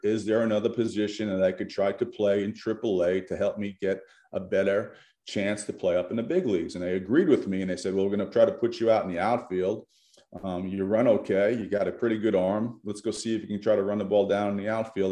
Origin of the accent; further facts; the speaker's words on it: New York, United States; moved away as an adult; I grew up in New York